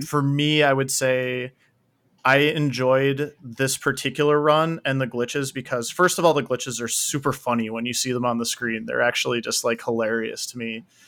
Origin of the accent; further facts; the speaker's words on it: Saint Paul, Minnesota, United States; moved away; I grew up in Saint Paul